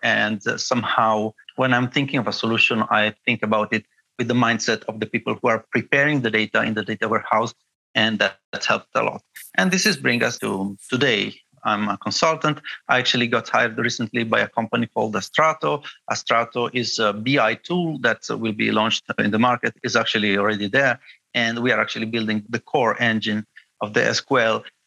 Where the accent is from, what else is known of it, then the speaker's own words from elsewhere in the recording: Bologna, Emilia-Romagna, Italy; I studied at the University of Bologna, my hometown